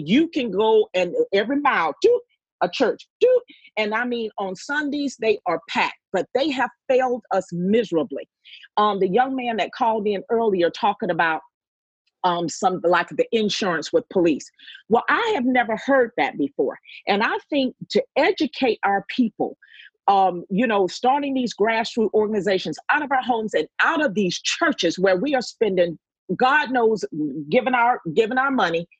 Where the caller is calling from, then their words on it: Savannah, Georgia, United States; I am calling from Savannah, Georgia